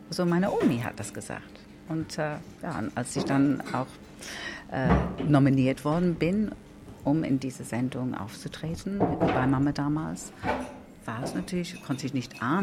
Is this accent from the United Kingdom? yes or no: yes; England, United Kingdom; German is a second language; weil als Engländerin der nicht viel Ahnung von der Schlagerabteilung war, habe ich getan, wenn, wenn er meint.